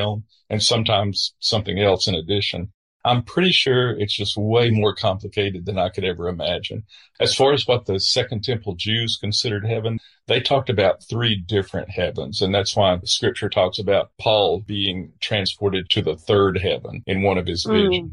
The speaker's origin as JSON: {"language": "English", "region": "Southern United States", "country": "United States", "said": "I'm a Southerner"}